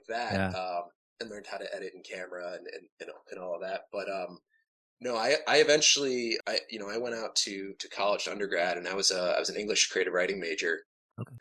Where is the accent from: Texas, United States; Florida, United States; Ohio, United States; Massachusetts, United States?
Ohio, United States; between Akron and Cleveland, Northern; I grew up in Northern Ohio, like sort of in between Akron and Cleveland.